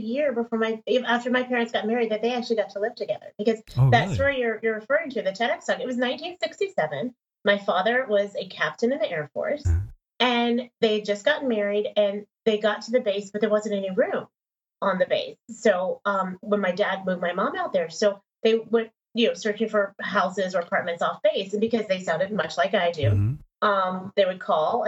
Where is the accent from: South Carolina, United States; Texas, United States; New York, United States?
Texas, United States; also born or lived in Denver, Colorado; we moved to Texas, where I was like the only Black person in my class